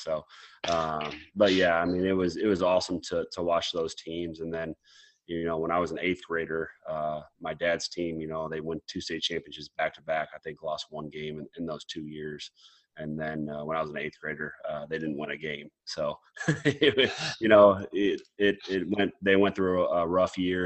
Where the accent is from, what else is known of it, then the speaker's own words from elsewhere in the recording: Mason City, Iowa, United States; also born or lived in Lake Mills, Iowa; growing up Mason City, Iowa. Yeah, I moved from Lake Mills, Iowa, when I was in uh, when I was four years old, and, and then moved to to Mason City